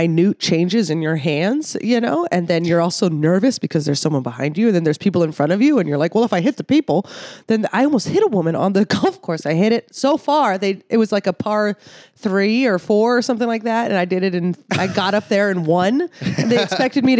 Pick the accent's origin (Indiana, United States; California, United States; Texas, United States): California, United States; San Francisco Bay Area; I grew up in San Francisco Bay Area